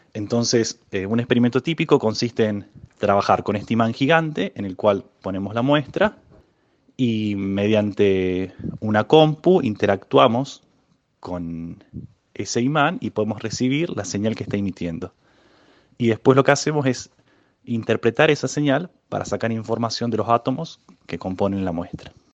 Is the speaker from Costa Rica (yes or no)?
no; Córdoba, Argentina; now in Bariloche, Argentina; Yo nací en Córdoba capital, pero ahora estoy viviendo en Bariloche